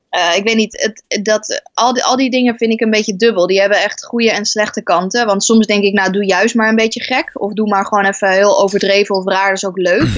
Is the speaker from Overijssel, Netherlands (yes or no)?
yes; Overijssel, Netherlands; accent: Twents; we hebben nooit het echt dialect gepraat. Wel allemaal met accent, maar niet het echte Twentse dialect.